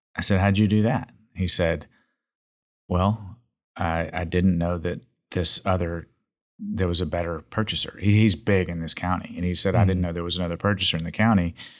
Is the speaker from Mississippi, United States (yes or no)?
yes; Jackson, Mississippi, United States; now in Dallas, United States; I come from Jackson, Mississippi